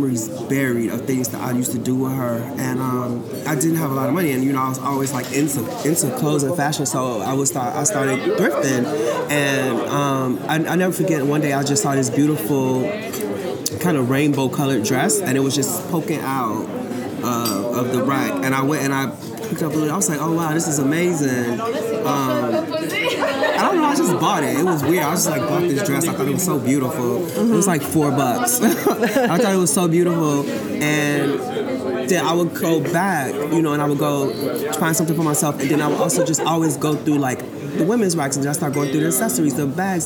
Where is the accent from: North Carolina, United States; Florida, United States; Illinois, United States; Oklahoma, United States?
Illinois, United States; Chicago; I'm from Chicago